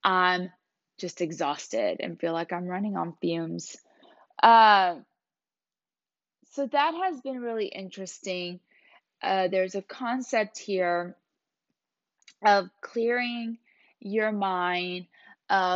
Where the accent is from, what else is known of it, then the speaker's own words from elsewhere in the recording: Puerto Rico; moved away; I was born in Puerto Rico, so I lived there for a long time.